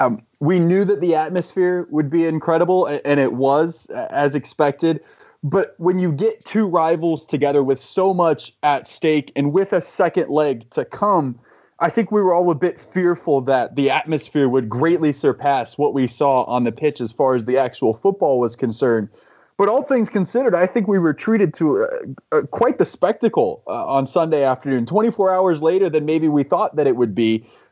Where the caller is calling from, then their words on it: North Carolina, United States; My parents' spare bedroom in North Carolina, so living the graduated from university life well.